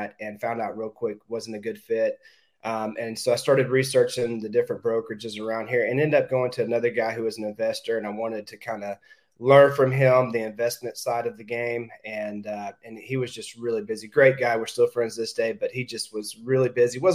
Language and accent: English; Oklahoma, United States; moved away as an adult; now in Richmond Hill, United States; I'm originally from Oklahoma